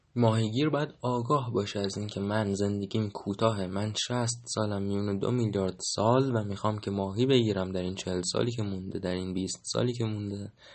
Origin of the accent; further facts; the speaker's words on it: Iran; من در ایران زمین زاده شدم و در ایران زمین 1300 و فلان زاده شدم